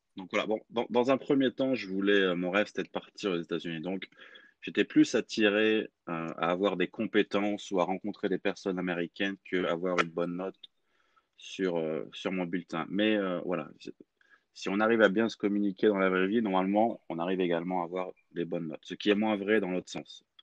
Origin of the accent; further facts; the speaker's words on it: Clermont-Ferrand, Auvergne-Rhône-Alpes, France; moved away as an adult; also born or lived in Lyon; je suis français, j'ai grandi dans une ville qui s'appelle Clermont-Ferrand, dans la région Auvergne-Rhône-Alpes